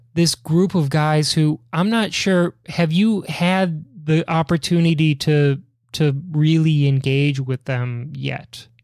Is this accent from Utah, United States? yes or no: no; Chicago, Illinois, United States; my hometown in Chicago